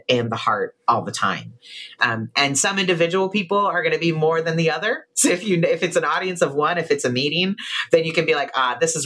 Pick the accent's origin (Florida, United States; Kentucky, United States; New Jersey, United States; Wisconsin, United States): Florida, United States; Miami; moved away as an adult; growing up in that kind of environment in Miami, my hometown